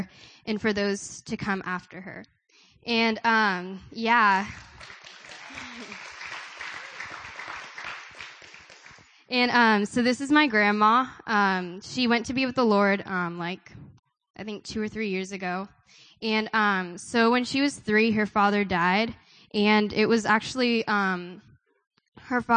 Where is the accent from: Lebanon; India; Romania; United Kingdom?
India; I'm from India